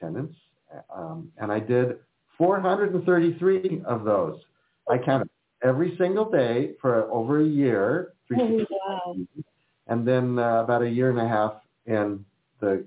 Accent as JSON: {"language": "English", "region": "California", "country": "United States", "tie": "born or raised there", "also_born_or_lived": "Philadelphia, Pennsylvania"}